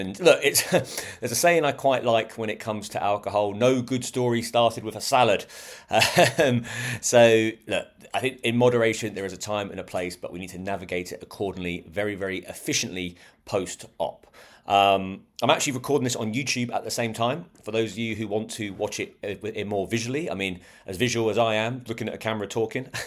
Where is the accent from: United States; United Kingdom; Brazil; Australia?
United Kingdom; We're British